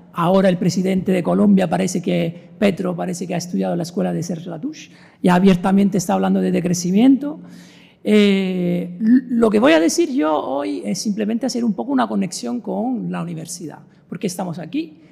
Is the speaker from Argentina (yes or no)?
no; Italy; now in Vigo, Spain; yo soy italiano